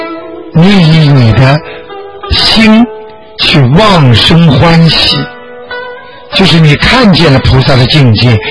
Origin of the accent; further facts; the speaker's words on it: China; 我们中国人经常讲句话：“功到自然成嘛。”